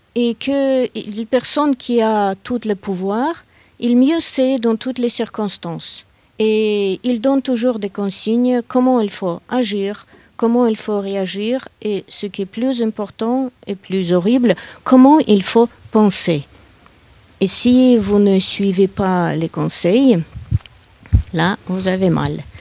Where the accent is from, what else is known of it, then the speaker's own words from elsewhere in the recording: Saint Petersburg, Russia; moved away as an adult; now in France; je suis née à Saint-Pétersbourg. Je vis en France depuis 1995